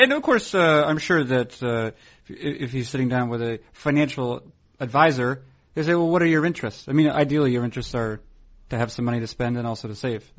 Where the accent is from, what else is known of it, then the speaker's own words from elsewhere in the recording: Concord, New Hampshire, United States; my hometown of Concord, New Hampshire